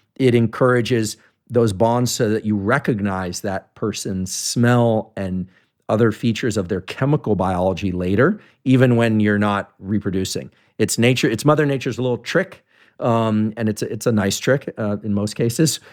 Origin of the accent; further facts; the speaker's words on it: Bay Area, California, United States; I grew up in the Bay Area